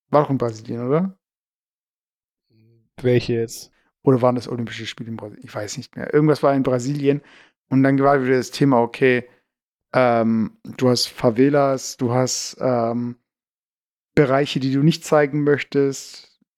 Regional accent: Baden-Württemberg, Germany; accent: Swabian; Also ich mag Schwäbisch eigentlich und ich bin, ich fühle mich eigentlich immer noch als Schwabe so.

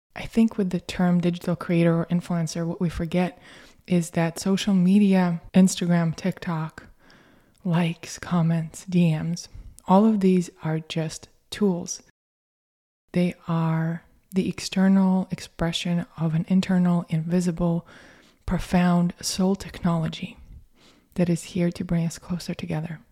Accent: Russia; moved away; I grew up in Soviet Russia

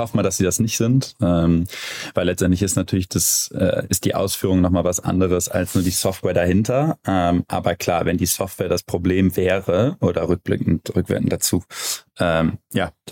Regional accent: Cologne, North Rhine-Westphalia, Germany; dass da äh, ein Inkubator Europa in, wie gesagt, meiner Heimatstadt äh, rumwirbelt und ähm, eine, eine coole Firma in Köln nach dem anderen äh, aus, dem, ähm, aus dem Boden sprießt.

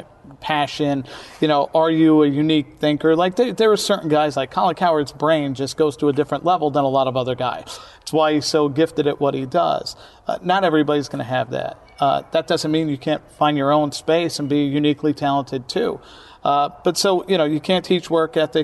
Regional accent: New York City, New York, United States; I grew up in Brooklyn, New York, where, you know, people existed on every block

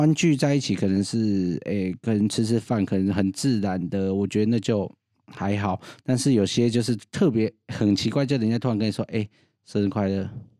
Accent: Yingge, New Taipei, Taiwan; 我是桃园的隔壁英哥

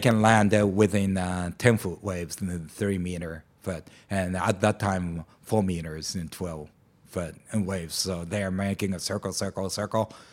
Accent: Amakusa, Kumamoto, Japan; moved away; in Amakusa, the, my hometown in Kyushu

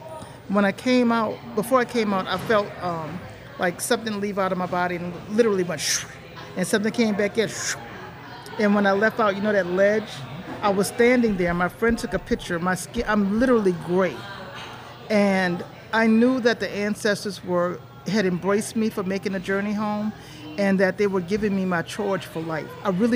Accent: United States; because I'm from America.

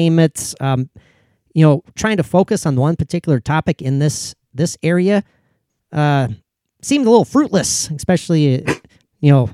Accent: Minnesota, United States; I'm from Minnesota

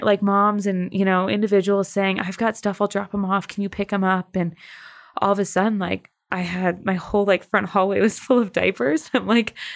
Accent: Michigan, United States; moved away as an adult; now in Colorado, United States; I am originally from Michigan and but call Colorado home now. I have been out here about 10 years

